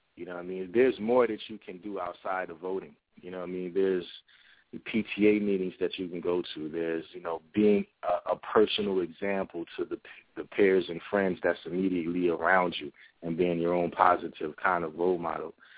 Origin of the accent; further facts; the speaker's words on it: New Brunswick, New Jersey, United States; also born or lived in Willingboro, New Jersey; I am from New Brunswick, New Jersey. I grew up between uh, New Brunswick and Willingboro, New Jersey